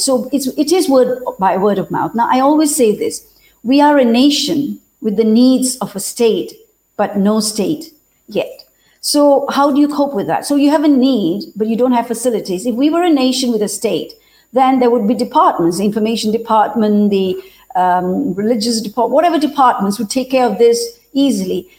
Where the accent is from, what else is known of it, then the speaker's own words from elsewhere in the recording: Malaysia; moved away as an adult; now in Punjab, India; being a Malaysian